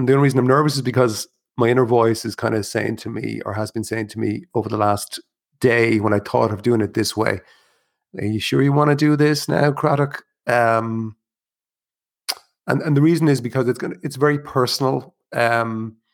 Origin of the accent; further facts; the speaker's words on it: Ireland; as an Irish person